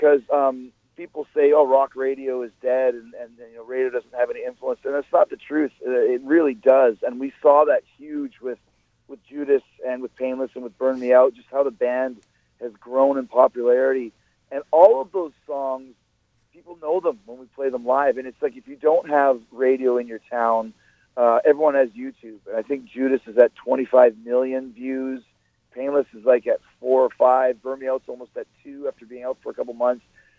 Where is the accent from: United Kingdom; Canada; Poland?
Canada; Winnipeg, Manitoba; now in Tampa, United States; I always say I'm from Winnipeg, man, I'm from Canada. And I think that gives us a little bit of an extra edge because it is so freaking cold.